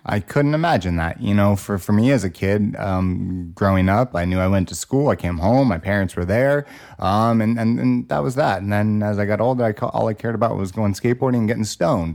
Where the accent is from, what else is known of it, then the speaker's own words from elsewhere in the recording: Los Angeles, California, United States; growing up in Los Angeles, California